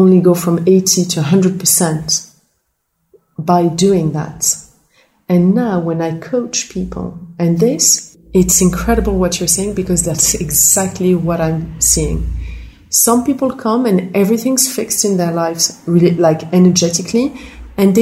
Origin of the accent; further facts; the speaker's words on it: Morocco; I grew up in Morocco